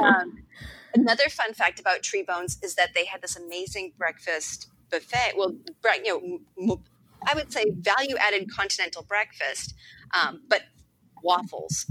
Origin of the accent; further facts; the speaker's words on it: East Coast, United States; I'm from the East Coast